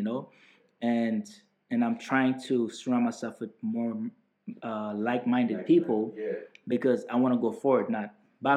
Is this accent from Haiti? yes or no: yes; Haiti; now in Edmonton, Canada; the way I grew up in Haiti